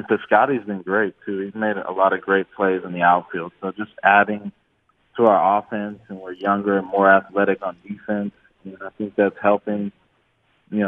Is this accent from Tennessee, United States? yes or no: no; Oakland area, California, United States; born or raised there